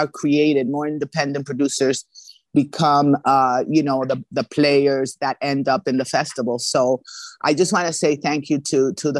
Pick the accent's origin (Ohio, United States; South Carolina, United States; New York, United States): New York, United States; New York City; moved away as an adult; now in Los Angeles, United States; my hometown where I grew up, New York City.